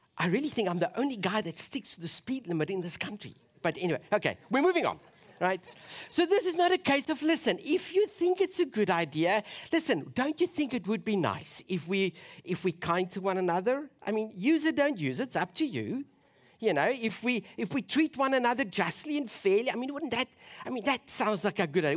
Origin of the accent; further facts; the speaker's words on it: South Africa; as a South African